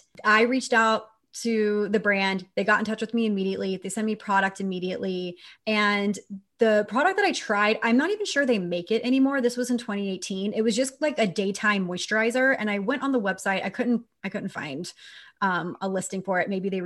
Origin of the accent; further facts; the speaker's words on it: Texas, United States; And I say this as a Texan, I grew up in Texas.